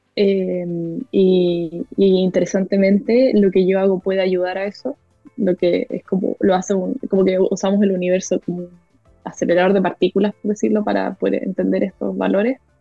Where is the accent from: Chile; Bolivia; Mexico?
Chile; moved away as an adult; now in United States; soy de Chile